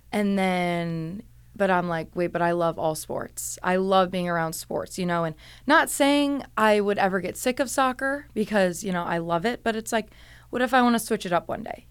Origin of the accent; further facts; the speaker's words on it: Cleveland, Ohio, United States; moved away as an adult; also born or lived in Pittsburgh; I'm from Cleveland, Ohio